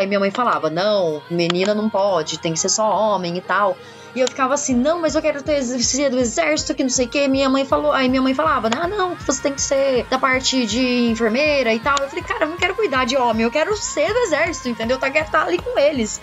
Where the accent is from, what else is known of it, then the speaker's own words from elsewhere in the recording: Pindamonhangaba, São Paulo, Brazil; moved away; quando eu morava lá em Pinda, né, que eu sou de Pindamonhangaba, né, interior de São Paulo